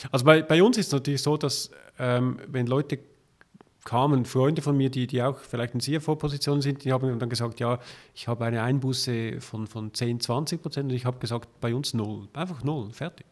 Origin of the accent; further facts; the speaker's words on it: Zurich, Switzerland; als Zürcher